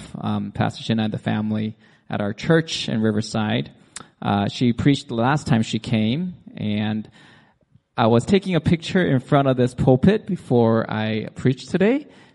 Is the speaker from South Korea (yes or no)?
yes; South Korea; moved away; also born or lived in United States; I was born in South Korea in a house built with clay and straws.